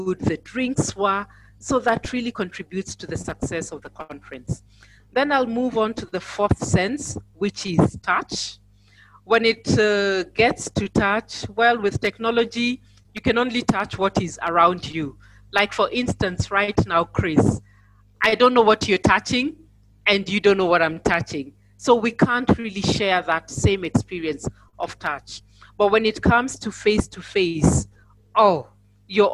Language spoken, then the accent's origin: English; Nairobi, Kenya; I am from Nairobi, Kenya